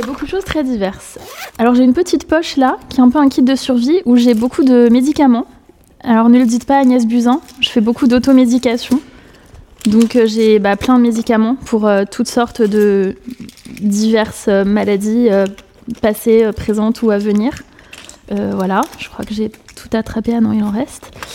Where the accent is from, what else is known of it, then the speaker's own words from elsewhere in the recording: Paris, Île-de-France, France; née le 18 novembre 1982 à Paris, 13e